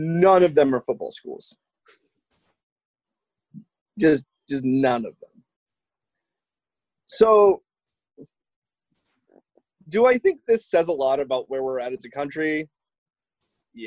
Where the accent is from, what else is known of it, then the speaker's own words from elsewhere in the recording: United States; I'm not like foreign, I'm an American